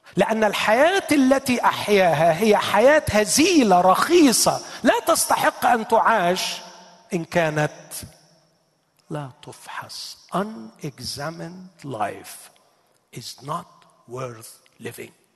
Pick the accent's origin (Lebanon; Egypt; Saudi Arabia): Egypt; عندنا في مصر